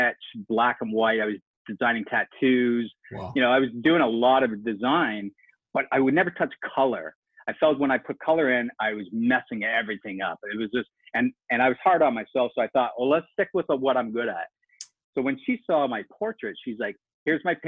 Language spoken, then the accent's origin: English; Canada; I grew up in a low-income government area up in Canada